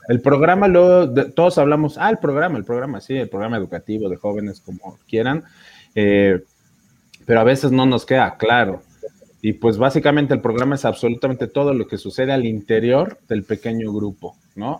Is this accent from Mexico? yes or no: yes; Mexico City, Mexico; yo soy de la Ciudad de México, de la provincia de Benito Juárez